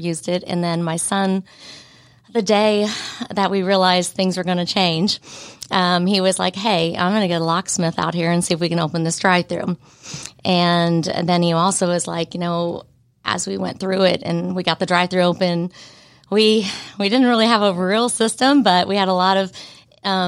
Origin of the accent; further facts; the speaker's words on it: Ohio, United States; moved away as an adult; also born or lived in Florida; now in Canton, United States; my hometown in Ohio